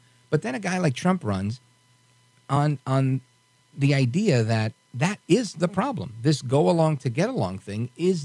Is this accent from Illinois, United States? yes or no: no; New York City, New York, United States; I'm a New Yorker